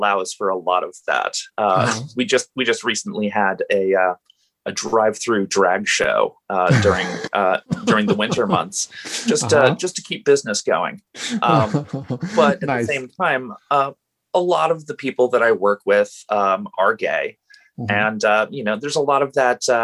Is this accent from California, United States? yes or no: no; Portland, Oregon, United States; I've grown up in Portland in the Pacific Northwest